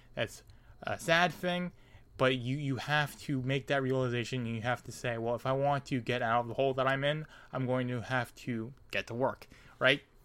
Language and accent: English; United States; me being an American, my country being the United States